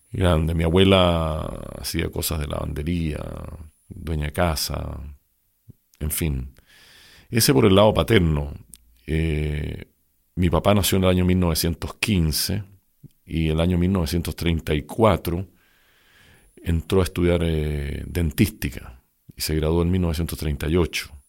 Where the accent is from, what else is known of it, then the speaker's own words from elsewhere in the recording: Santiago, Santiago Metropolitan Region, Chile; yo nací en Santiago el año 1947